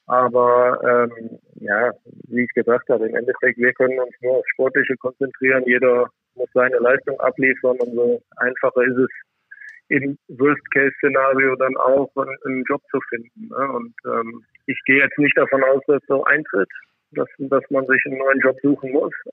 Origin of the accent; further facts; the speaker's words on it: Krefeld, North Rhine-Westphalia, Germany; für mich ist Krefeld einfach meine Heimat